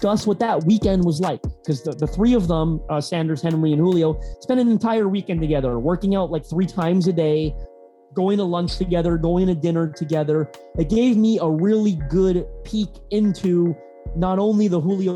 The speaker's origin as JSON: {"language": "English", "country": "Canada", "said": "you can tell I'm Canadian"}